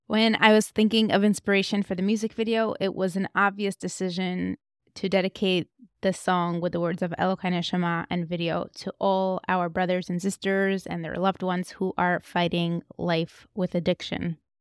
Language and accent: English; Moscow, Russia; moved away; I grew up in Moscow